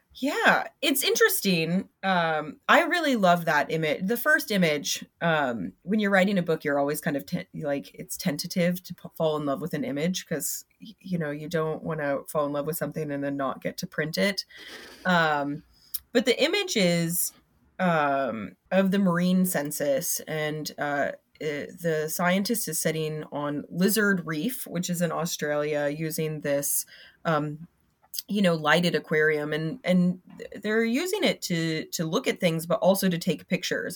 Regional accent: Florida, United States; I'm from Florida

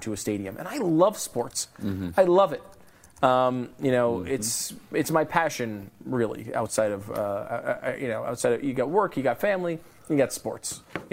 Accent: Connecticut, United States; moved away; I'm from Connecticut

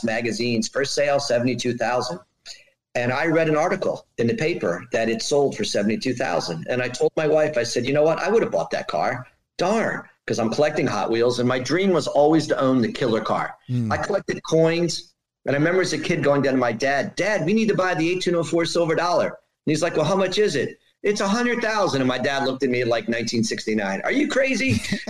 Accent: Bethesda, Maryland, United States; now in Potomac, United States; I live in Bethesda. Well, actually, I live in Potomac, Maryland. I grew up in Bethesda

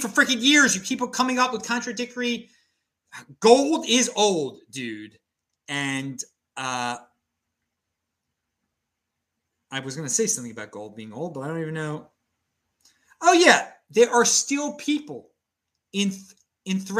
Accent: Baltimore, Maryland, United States; now in Nashville, United States; I'm from Baltimore.

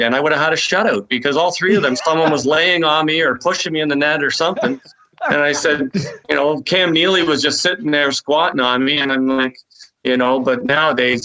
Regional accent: Toronto, Ontario, Canada; moved away; also born or lived in Quebec City; I was from Toronto

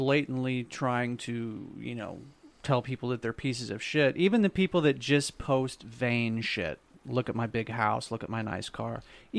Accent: Jefferson City, Missouri, United States; When I was a little kid, I grew up in Jeff City on Shawn Drive.

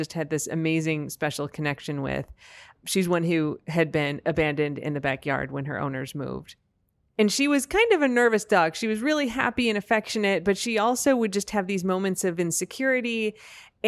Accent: United States; an American

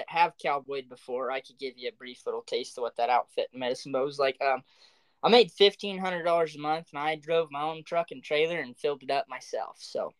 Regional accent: the South, United States; I was spoiled halfway growing up in the South and whitetail hunting

